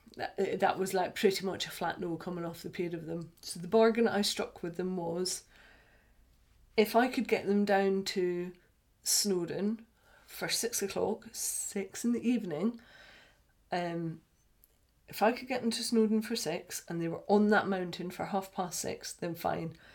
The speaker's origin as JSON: {"language": "English", "region": "Scotland", "country": "United Kingdom", "said": "we're Scottish"}